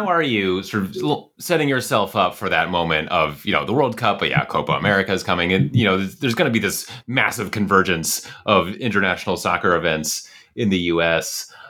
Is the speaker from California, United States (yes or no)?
yes; California, United States; Yeah, I am a Californian